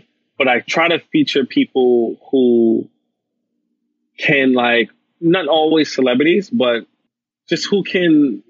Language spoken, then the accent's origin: English; Jamaica; He's Jamaican. I'm Jamaican.